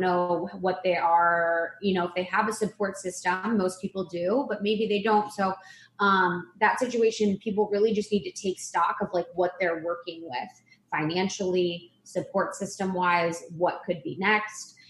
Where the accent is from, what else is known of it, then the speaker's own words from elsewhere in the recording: Ohio, United States; moved away as an adult; also born or lived in Chicago; I grew up in Ohio, like a small town in Ohio.